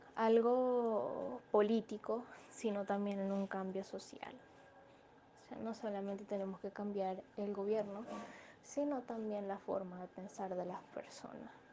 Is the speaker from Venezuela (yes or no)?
yes; Venezuela; soy venezolana con familiares en el extranjero